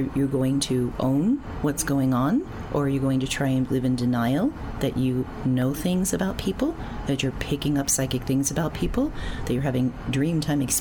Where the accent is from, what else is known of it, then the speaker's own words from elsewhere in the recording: New York City, New York, United States; I was wacky shaman from Queens